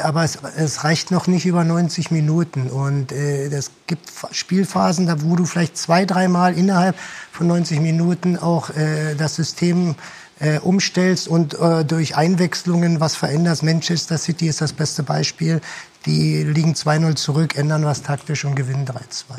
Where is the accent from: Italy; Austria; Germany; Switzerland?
Germany; also born or lived in Japan; bei uns in Deutschland